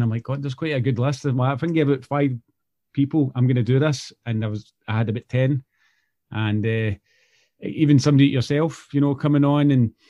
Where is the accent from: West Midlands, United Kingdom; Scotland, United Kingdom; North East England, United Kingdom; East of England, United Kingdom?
Scotland, United Kingdom; accent: Glaswegian; also born or lived in Canada; I'm Canadian, so I moved here. Obviously, I was here when I was younger through holidays and stuff, but I moved to Scotland, I think, 9 years old or so.